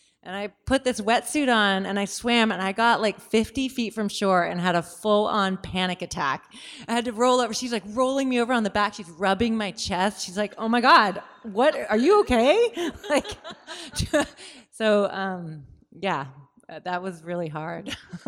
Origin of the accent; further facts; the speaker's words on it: Seattle, Washington, United States; And I grew up in Seattle. I'd spent my whole life in the water, but I'd never actually swam anywhere.